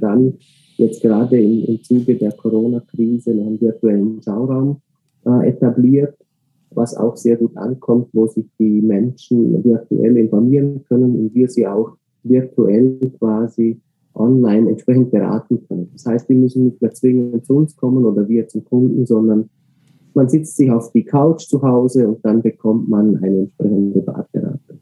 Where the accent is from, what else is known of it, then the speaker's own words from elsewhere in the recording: Austria; ich selber bin Österreicher